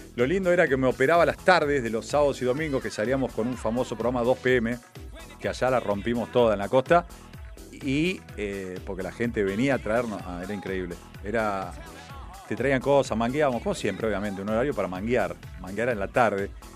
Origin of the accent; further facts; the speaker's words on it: Argentina; Somos argentinos